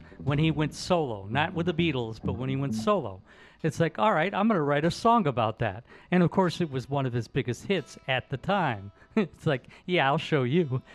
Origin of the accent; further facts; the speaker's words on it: Detroit, Michigan, United States; I grew up in Detroit